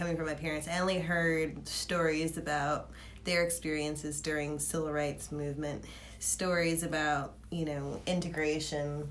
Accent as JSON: {"language": "English", "town": "Fayetteville", "region": "North Carolina", "country": "United States", "said": "I am from Fayetteville"}